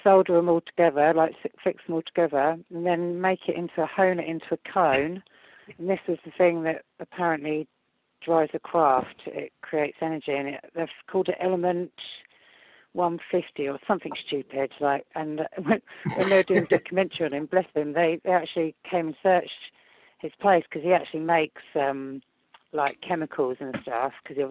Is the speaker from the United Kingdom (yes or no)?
yes; United Kingdom